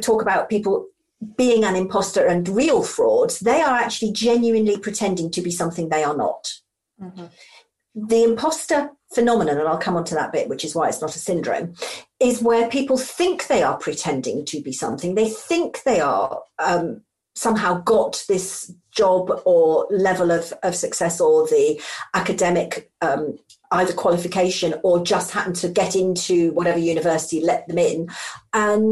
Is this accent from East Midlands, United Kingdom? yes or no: yes; Lincolnshire, East Midlands, United Kingdom; also born or lived in Skegness / Friskney; I'm a true yellow belly and was brought up in Lincolnshire on the Friskney flats.